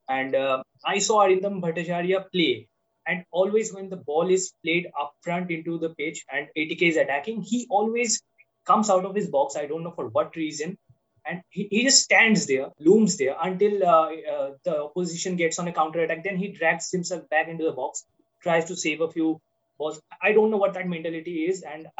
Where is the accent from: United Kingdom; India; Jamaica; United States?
India; Kolkata, West Bengal; now in Delhi, India; originally I am from Kolkata